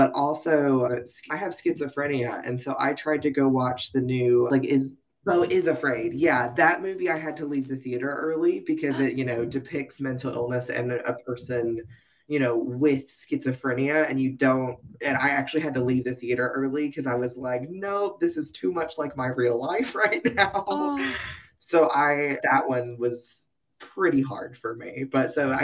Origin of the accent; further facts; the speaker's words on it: Knoxville, Tennessee, United States; I'm from the Appalachian Mountains. I'm from Tennessee.